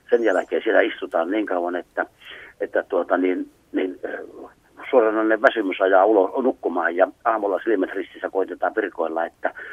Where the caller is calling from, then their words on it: Tervola, Lapland, Finland; on täällä oikein hyvää iltaa ja en ole Kemistä, kun olen Tervolasta.